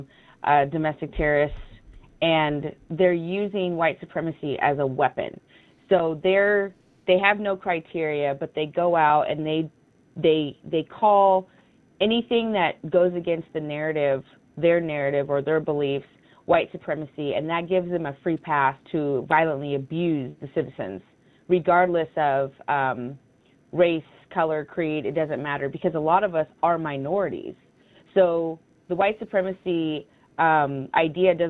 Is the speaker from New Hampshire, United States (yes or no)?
no; Portland, Oregon, United States; having been born and raised in Portland